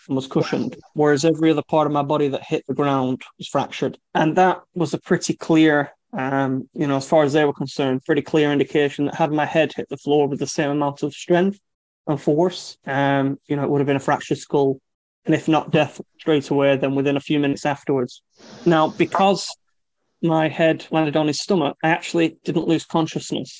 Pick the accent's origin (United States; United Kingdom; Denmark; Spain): United Kingdom; Lancashire, North West England; I'm from Lancashire